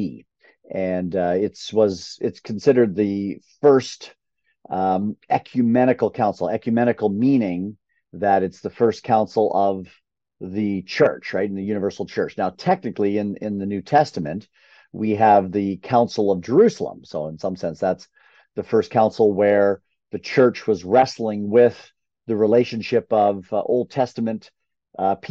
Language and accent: English; Canada; I grew up in Canada